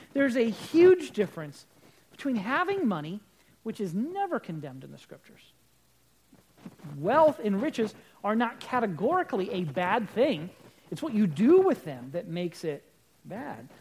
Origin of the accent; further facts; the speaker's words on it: United States; We're Americans.